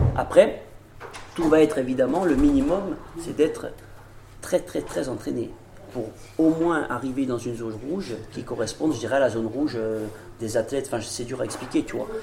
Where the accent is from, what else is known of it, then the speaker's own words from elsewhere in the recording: Olmi-Cappella, Corsica, France; je suis d'Olmicapé, j'habite Olmicapé là, dans le Yonsagne